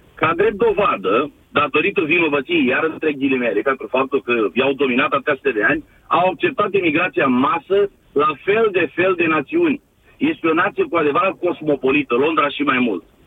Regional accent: Romania; now in United Kingdom

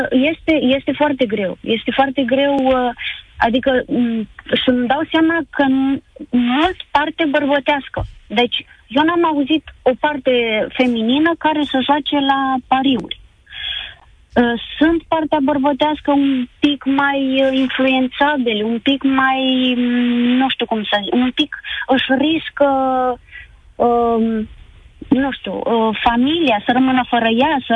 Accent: Darabani, Botoșani County, Romania; Uh, din Darabani.

